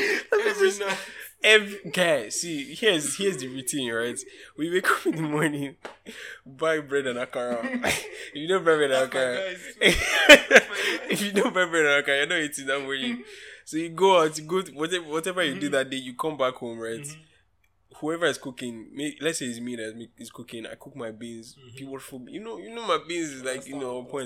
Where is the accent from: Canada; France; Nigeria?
Nigeria; I'm a Nigerian child, right? And I grew up in Nigeria